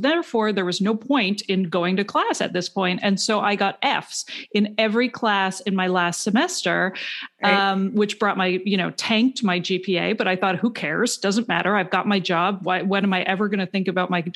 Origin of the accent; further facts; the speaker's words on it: Canada; I'm from Canada